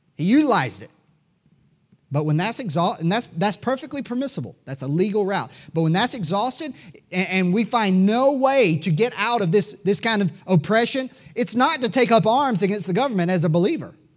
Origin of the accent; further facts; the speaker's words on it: United States; We Americans